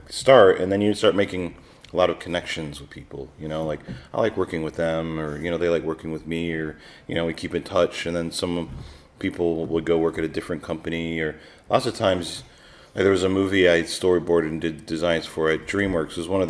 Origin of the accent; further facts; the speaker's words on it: Detroit, Michigan, United States; also born or lived in Texas; Yeah, I'm mostly from Detroit, which is in yes. northern, in Michigan. And then to the West Coast. And well, I was born in Texas.